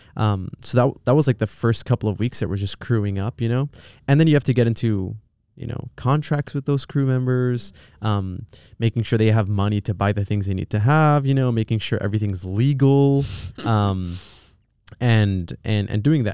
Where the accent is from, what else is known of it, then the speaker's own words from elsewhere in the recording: Pomona, California, United States; also born or lived in Los Angeles; We went to a s, a, a town called Pomona, um, and that's where I'd spent most of my years growing up